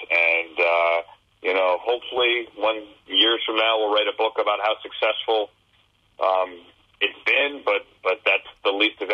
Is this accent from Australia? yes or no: no; Northern Virginia, United States; I grew up in Northern Virginia